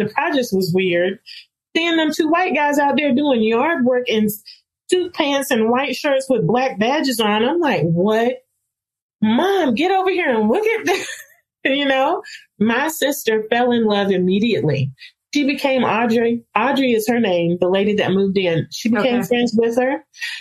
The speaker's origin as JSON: {"language": "English", "town": "Rocky Mount", "region": "North Carolina", "country": "United States", "tie": "born or raised there", "said": "So I'm from Rocky Mount, North Carolina"}